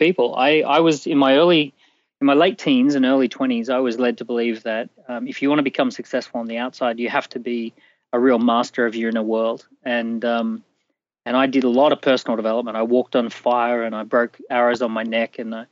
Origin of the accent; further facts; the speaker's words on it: Australia; accent: Australian; I'm Australian from mm-hmm. birth